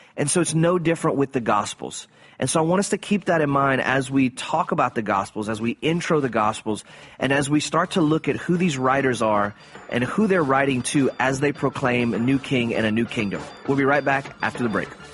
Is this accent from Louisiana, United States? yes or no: yes; South Louisiana, United States; growing up in South Louisiana in Cajun culture